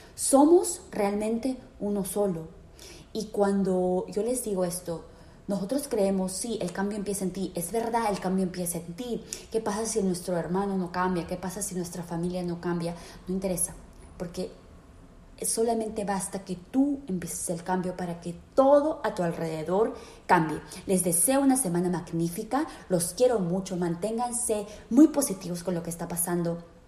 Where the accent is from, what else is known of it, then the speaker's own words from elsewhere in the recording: Peru; en mi país, en Perú